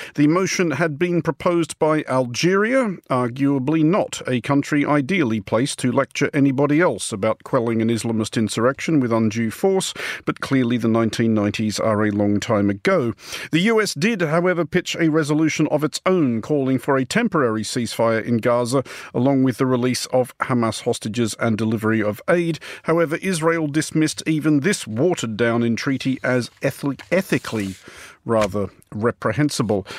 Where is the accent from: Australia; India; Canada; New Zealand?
Australia; now in United Kingdom; also an Australian citizen resident in the United Kingdom